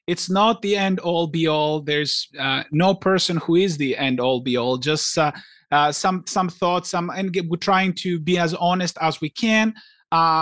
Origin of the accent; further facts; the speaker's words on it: Greece; I grew up in Greece